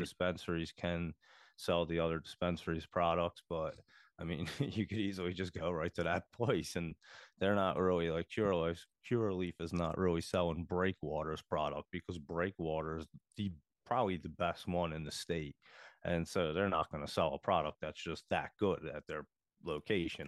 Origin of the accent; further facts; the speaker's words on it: Philadelphia, Pennsylvania, United States; I come from the Philadelphia area